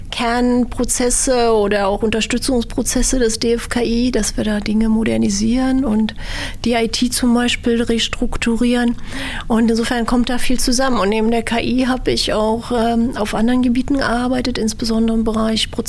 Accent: Berlin, Germany; in Berlin aufgewachsen aufgewachsen, bin hier zur Schule gegangen

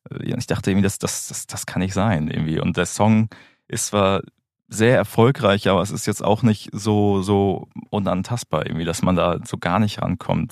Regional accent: Schleswig-Holstein, Germany; also born or lived in Hamburg; now in Berlin, Germany; Ich komme ursprünglich aus Schleswig-Holstein, habe dann in Hamburg äh, Musikmanagement studiert

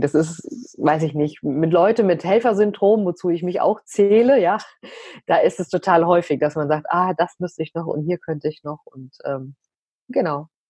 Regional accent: Frankfurt, Hesse, Germany; bei uns in Frankfurt

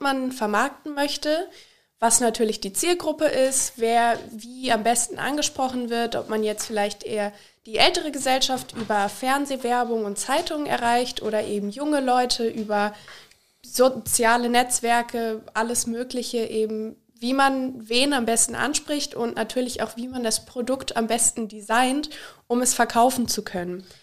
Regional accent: Liederbach am Taunus, Hesse, Germany; moved away as an adult; now in Austria; Ich komme aus Liederbach am Taunus, also hier im Nachbarort

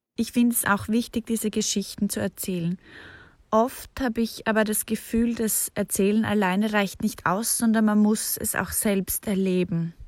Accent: Austria; ich bin zwar in Österreich aufgewachsen

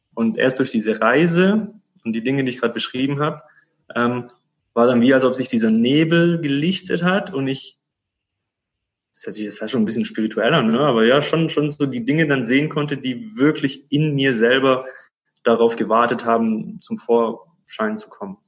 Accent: Stuttgart, Baden-Württemberg, Germany; moved away as an adult; now in Cyprus; ich bin gebürtiger Stuttgarter, gebürtiger Schwabe und habe da meinen, ja, den größten Teil meines Lebens verbracht, 30 Jahre

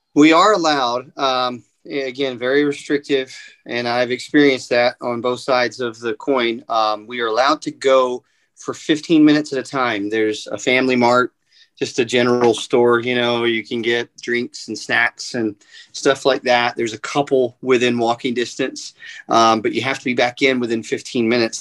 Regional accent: Atlanta, Georgia, United States; my hometown, right. Atlanta

